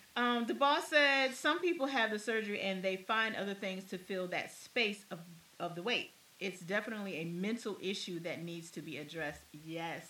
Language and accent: English; Maryland, United States; I'm from Maryland. So I know what Maryland crab tastes.